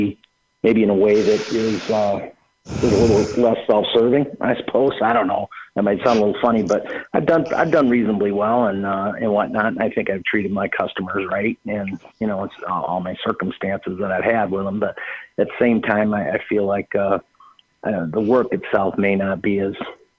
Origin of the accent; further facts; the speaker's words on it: Chicago, Illinois, United States; now in Raleigh, United States; I am from Raleigh. {S4} No, okay. {S8} I was from Chicago originally.